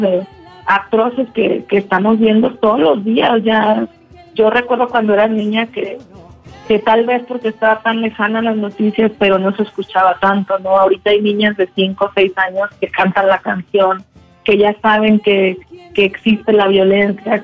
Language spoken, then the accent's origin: Spanish; Mexico